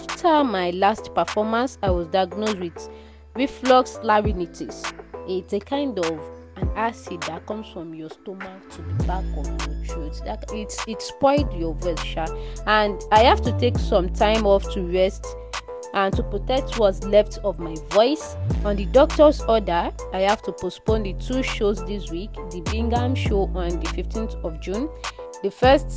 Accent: Nigeria; I'm Nigerian.

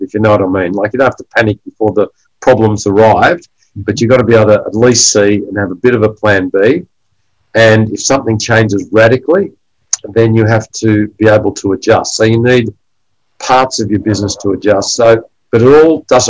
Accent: Australia; I grew up in Australia as a first-generation Australian

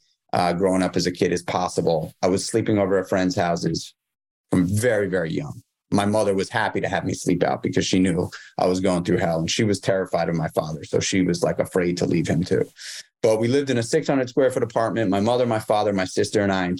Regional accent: New York City, New York, United States; I grew up in New York City.

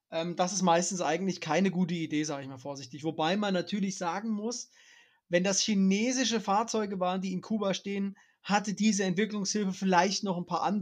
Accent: East Germany, Germany; das bin ich als Ossi, also aus von Hören sagen, ich bin ja wirklich ein sehr junger Ossi

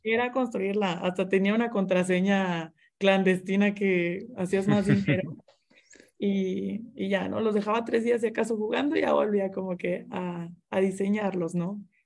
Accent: Monterrey, Nuevo León, Mexico; yo soy de Monterrey

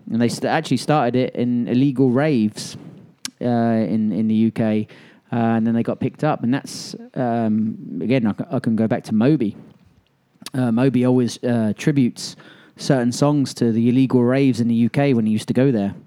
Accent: England, United Kingdom; now in Birmingham, Alabama, United States; I was with my best friend who I grew up with in England

